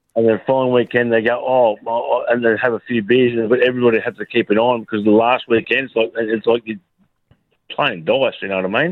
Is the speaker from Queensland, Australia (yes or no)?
yes; Brisbane, Queensland, Australia; also born or lived in Albury; I was born in Albury, but I came to Brisbane when I was 22 months old.